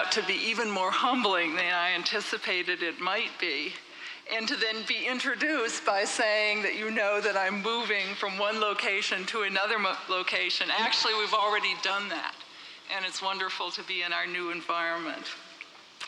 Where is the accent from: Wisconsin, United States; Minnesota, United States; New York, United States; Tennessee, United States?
Minnesota, United States; Minneapolis; moved away as an adult; I grew up in Minneapolis